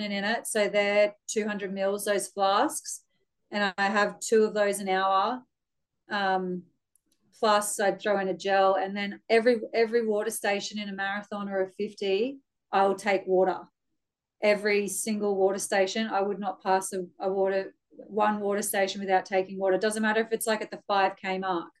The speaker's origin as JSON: {"language": "English", "town": "Brisbane", "region": "Queensland", "country": "Australia", "tie": "born or raised there", "said": "I was born in Brisbane, grew up in Ferny Grove."}